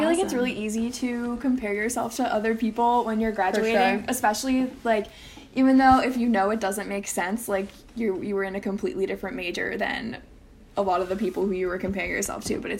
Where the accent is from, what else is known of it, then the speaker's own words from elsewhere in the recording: Baltimore, Maryland, United States; moved away as an adult; now in Philadelphia, United States; I'm originally from Baltimore, but I moved to the Philadelphia area about 5 years ago to attend Temple University.